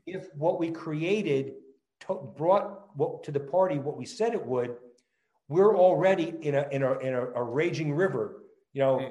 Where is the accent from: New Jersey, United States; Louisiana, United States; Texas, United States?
New Jersey, United States; accent: New Jersey; moved away; also born or lived in California; I'm you know a born and raised New Jersey kid. It will clearly come out in my accent